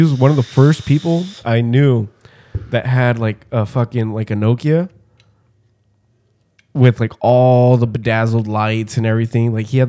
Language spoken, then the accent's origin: English; Brooklyn, New York, United States; Like, Brooklyn, where the fuck? Yeah, so I'm from Brooklyn.